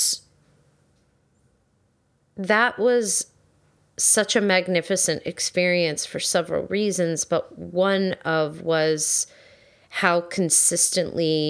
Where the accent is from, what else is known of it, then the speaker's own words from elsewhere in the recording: New Jersey, United States; I'm from New Jersey, so it's like, that's hard to hide